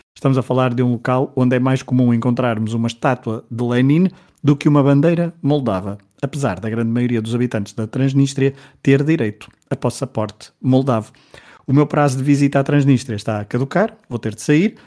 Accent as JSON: {"language": "Portuguese", "country": "Portugal", "said": "Como somos portugueses"}